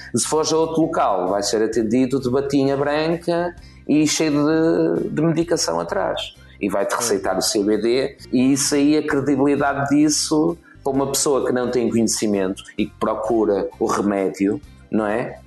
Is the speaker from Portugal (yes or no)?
yes; Portugal; como português